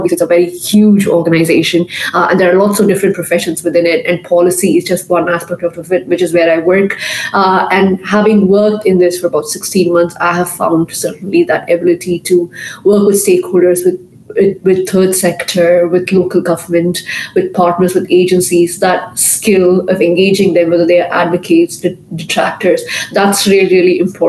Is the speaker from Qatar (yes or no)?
yes; Qatar; I grew up in a very conservative Indian home. From birth, I was raised in Qatar. I went to an Indian school. My parents are very traditional Indians.